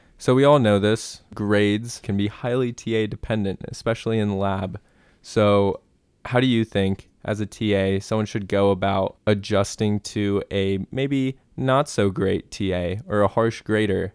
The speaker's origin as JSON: {"language": "English", "town": "Centerville", "region": "Ohio", "country": "United States", "tie": "born or raised there", "said": "my hometown is Centerville, Ohio"}